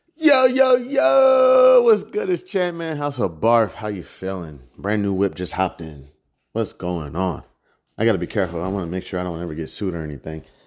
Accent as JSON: {"language": "English", "region": "Midwest", "country": "United States", "said": "I'm from the Midwest"}